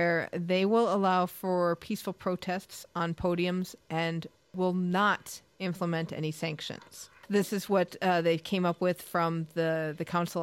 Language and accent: English; United States; We're both American